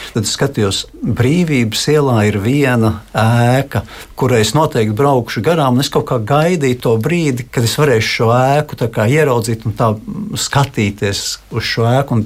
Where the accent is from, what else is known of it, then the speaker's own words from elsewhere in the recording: Riga, Latvia; esmu dzimis un uzaugusi Rīgā